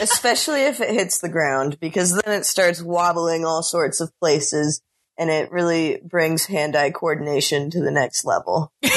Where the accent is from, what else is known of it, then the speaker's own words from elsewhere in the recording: Bellevue, Washington, United States; moved away as an adult; now in New Orleans, United States; I'm originally from Bellevue, Washington, and I'm now a senior at Tulane University